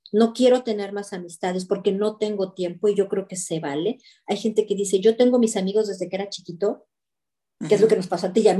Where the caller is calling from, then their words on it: Belgium; desde Bélgica